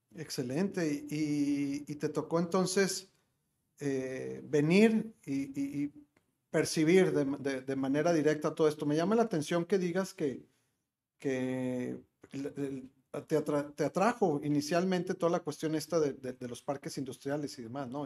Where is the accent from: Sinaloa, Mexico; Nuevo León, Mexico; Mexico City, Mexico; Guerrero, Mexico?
Nuevo León, Mexico; Monterrey; como regio